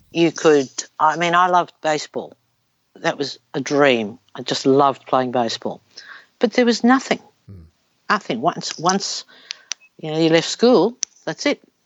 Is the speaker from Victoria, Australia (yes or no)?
yes; Melbourne, Victoria, Australia; born or raised there